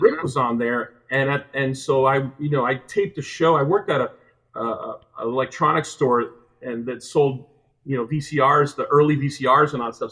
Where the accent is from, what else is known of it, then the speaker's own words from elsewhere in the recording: Hialeah, Florida, United States; moved away as an adult; now in Los Angeles, United States; I grew up in South Florida in a, in, in, um, a small suburb of Miami called Hialeah